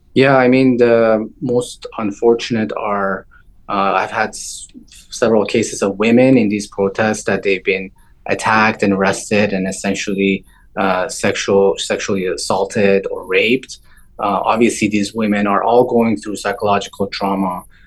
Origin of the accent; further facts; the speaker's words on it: Toronto, Ontario, Canada; also born or lived in Iran; I grew up outside of Iran. I moved when I was uh, 12 years of age. I grew up in Toronto, Canada.